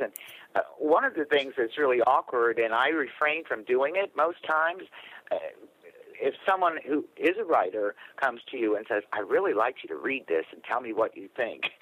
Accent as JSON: {"language": "English", "region": "New York", "country": "United States", "tie": "born or raised there", "said": "I was raised in New York State and my parents were born and raised in New York City"}